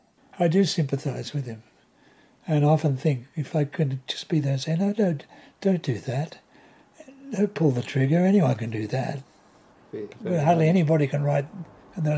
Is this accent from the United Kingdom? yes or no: no; Australia; moved away as an adult; Being born and raised in Australia during World War II